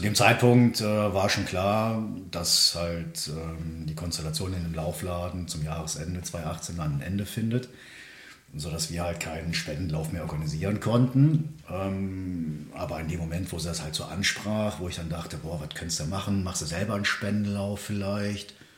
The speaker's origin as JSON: {"language": "German", "town": "Königswinter", "region": "North Rhine-Westphalia", "country": "Germany", "tie": "born or raised there", "said": "Ich bin äh, geboren im Siebengebirge bei mhm. Bonn"}